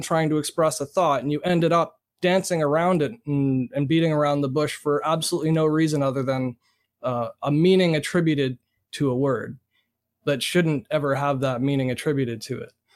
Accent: Canada; being born and raised in Canada

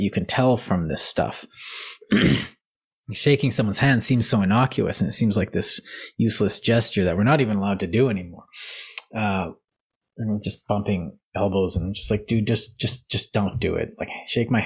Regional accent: Canada; we're Canadian

